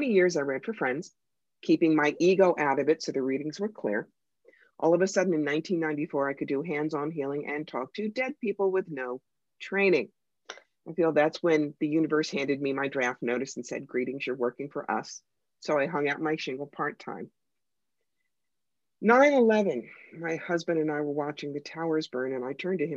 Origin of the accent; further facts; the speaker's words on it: Philadelphia, Pennsylvania, United States; now in Schoharie County, New York, United States; I grew up in Philadelphia, which is, of course, one of our largest cities